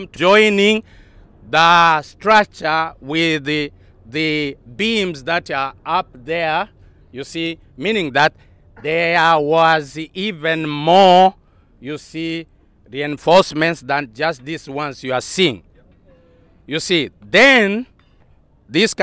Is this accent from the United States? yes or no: no; Tanzania; moved away as an adult; also born or lived in Europe; now in Nigeria; I come from Tanzania